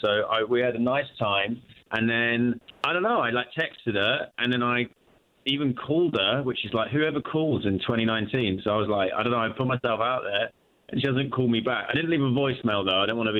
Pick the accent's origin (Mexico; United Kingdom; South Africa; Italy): United Kingdom; now in San Francisco, United States; I'm British. Yes, I'm British.